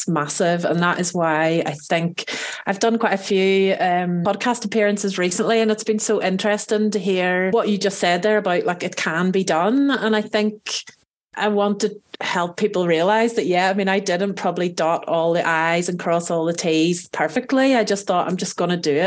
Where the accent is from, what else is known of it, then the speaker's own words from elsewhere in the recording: Belfast, Northern Ireland, United Kingdom; moved away as an adult; now in France; I was born in Belfast in Northern Ireland, which is both in Ireland and in the UK.